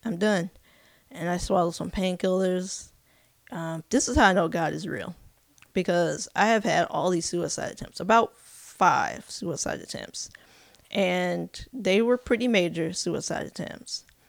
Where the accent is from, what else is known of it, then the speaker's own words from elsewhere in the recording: California, United States; also born or lived in Elgin, Illinois / Arkansas; now in Kansas City, United States; I grew up in California, uh, spent most of my life in California